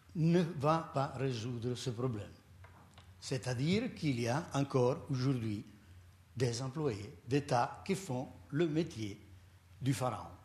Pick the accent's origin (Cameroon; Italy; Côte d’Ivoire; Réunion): Italy; accent: strong Italian; French is a second language; now in Switzerland; je ne suis pas suisse, j'ai un fort accent italien